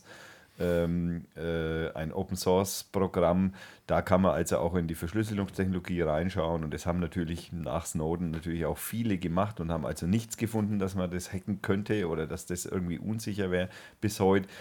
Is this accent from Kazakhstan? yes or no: no; Germany; bei uns in Deutschland